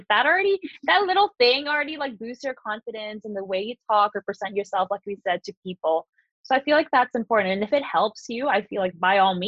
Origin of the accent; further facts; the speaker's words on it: Philippines; I grew up in the Philippines. It's a tropical island.